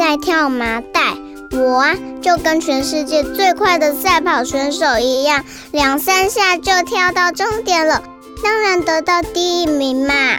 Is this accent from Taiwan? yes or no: yes; Taipei, Taiwan; 我来自台北。